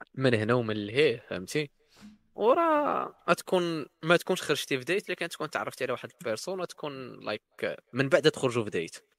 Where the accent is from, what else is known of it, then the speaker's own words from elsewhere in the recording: Morocco; في الصحراء عندنا في المغرب